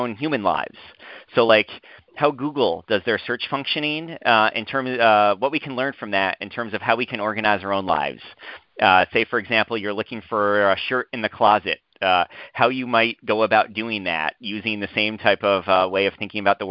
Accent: New York, United States; moved away as an adult; now in Urbana-Champaign, United States; Growing up in New York

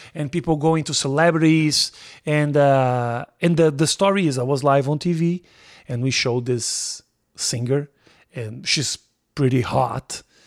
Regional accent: Brazil; English is a second language; moved away as an adult; also born or lived in Nebraska; I am from Brazil

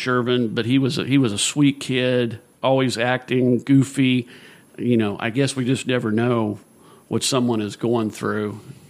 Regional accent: Danville, United States; I'm from Danville.

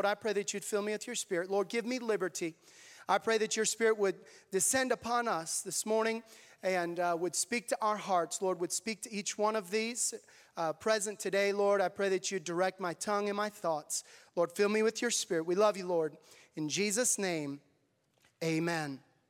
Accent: Tanzania; I grew up there in Tanzania. We went when I was 10 years old, and I'm so thankful for the upbringing that I had and God preparing me to serve there in Tanzania.

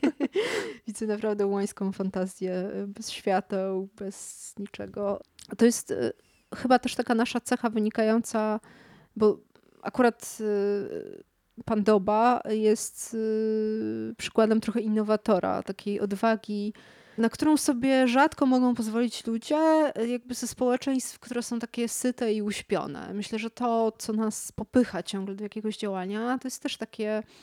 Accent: Kraków, Lesser Poland, Poland; now in Warsaw, Poland; jestem z Krakowa

